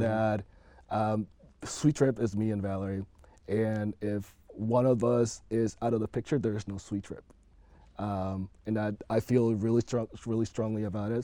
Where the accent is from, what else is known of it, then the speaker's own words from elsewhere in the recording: Panama; moved away; I'm originally from Panama